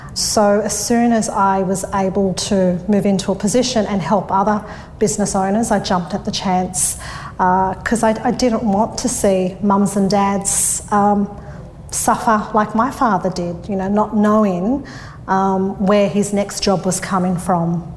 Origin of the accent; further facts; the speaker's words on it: Sydney, New South Wales, Australia; I grew up in Thornleigh, which is the northwest of Sydney. I was born and bred um, around there.